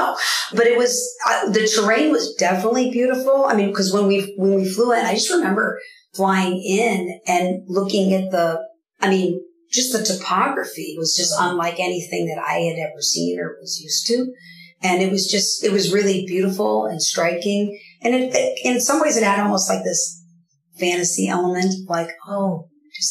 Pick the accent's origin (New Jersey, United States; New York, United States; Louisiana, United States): New York, United States; also born or lived in Illinois / Michigan; now in Southern Oregon, United States; My husband and I are both originally from New York, different areas of New York. And then I grew up in New York and in Illinois